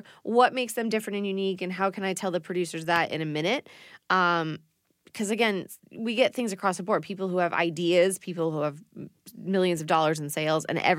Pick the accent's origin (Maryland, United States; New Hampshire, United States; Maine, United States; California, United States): Maine, United States